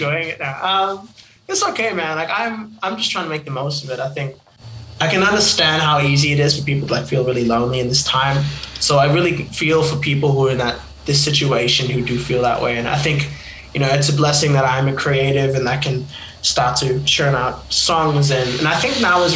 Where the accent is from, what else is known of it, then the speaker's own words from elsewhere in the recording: Papua New Guinea; now in Australia; I'm actually originally from Papua New Guinea